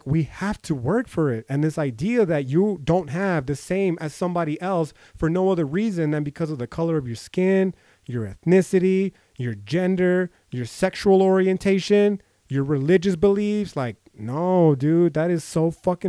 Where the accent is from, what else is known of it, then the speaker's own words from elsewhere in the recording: United States; I'm fucking American. I'm a brown person.